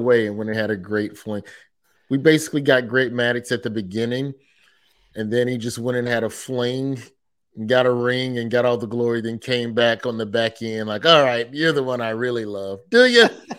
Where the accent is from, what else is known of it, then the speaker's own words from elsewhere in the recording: New York, United States; born there; I'm a Mets fan. I was born in New York.